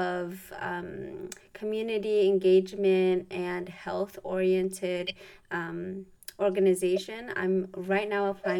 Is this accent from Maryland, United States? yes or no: yes; Montgomery County, Maryland, United States; also born or lived in Ethiopia; I was originally born in Ethiopia, but I was raised in Maryland in like Montgomery